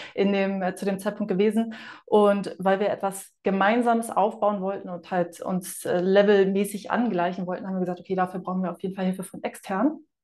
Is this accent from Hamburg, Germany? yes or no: yes; Hamburg, Germany; now in Fuerteventura, Spain; ich bin eine Hamburger Dean